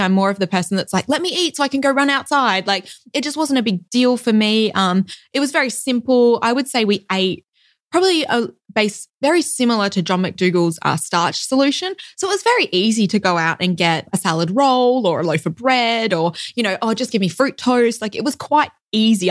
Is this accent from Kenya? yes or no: no; Perth, Western Australia, Australia; accent: Australian; moved away as an adult; also born or lived in Melbourne, Australia; now in Loma Linda, United States; I was actually born in Perth in Western Australia